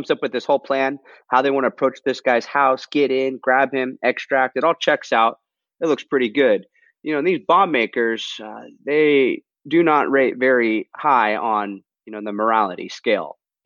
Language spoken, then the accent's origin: English; Southern California, United States; my hometown, Southern California